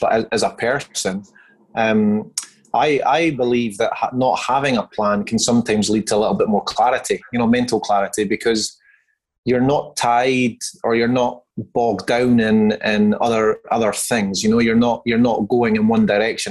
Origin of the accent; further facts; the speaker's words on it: Scotland, United Kingdom; moved away as an adult; now in Perth, Australia; I hail from Scotland. I've been living in Perth, Western Australia for now just over 15 years.